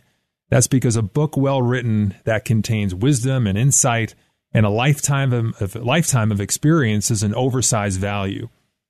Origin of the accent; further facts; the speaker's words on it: South Shore of Long Island, New York, United States; I'm from the South Shore of Long Island.